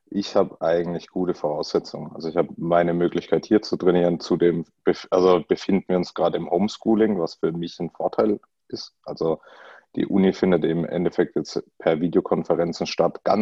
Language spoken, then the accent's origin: German; Bruchsal, Baden-Württemberg, Germany; ich komme aus der Gegend um Karlsruhe ähm, oder genauer um Bruchsal, also im schönen Südwesten.